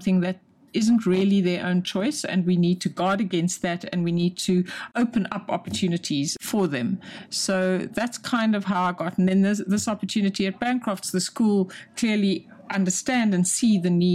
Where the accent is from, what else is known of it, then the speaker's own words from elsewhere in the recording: South Africa; moved away as an adult; also born or lived in London, United Kingdom; now in United Kingdom; I wasn't born in this country. I'm South African